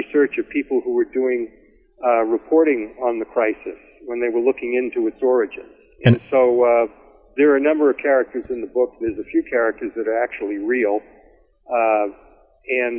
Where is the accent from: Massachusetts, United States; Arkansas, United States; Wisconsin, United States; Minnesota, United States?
Massachusetts, United States; I grew up Catholic in Massachusetts